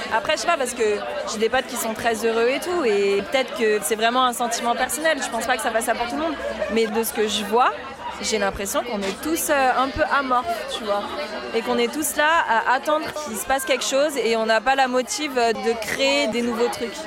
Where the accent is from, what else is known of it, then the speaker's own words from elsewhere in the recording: Paris, Île-de-France, France; moved away as an adult; now in Bordeaux, France; J'ai quitté Paris, ville où je suis née, quoi. Et j'ai déménagé à Bordeaux